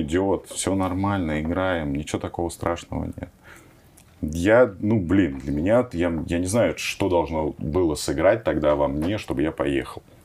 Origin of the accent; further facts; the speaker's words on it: Moscow, Russia; я родился в Печатниках, и у нас там реально было такое заброшенное, очень плохое поле, где ходили собачки, периодически там а, лежали отходы, да, там, но можно было играть в футбол реально, ну, практически там полноразмерное поле. И мы все свое детство проводили там